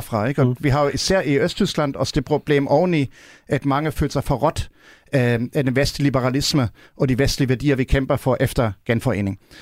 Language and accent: Danish; Germany; now in Denmark; vi som tysker